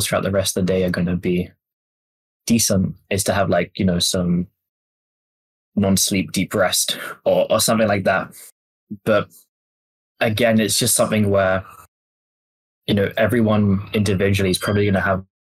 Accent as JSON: {"language": "English", "region": "England", "country": "United Kingdom", "tie": "born or raised there", "said": "I grew up in England"}